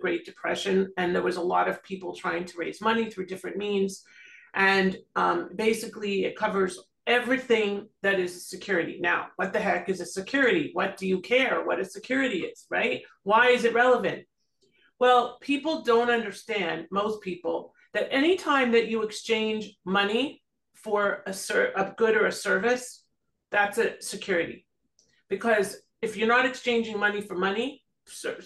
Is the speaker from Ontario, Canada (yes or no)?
yes; Toronto, Ontario, Canada; moved away as an adult; now in South Florida, United States; I'm originally from Toronto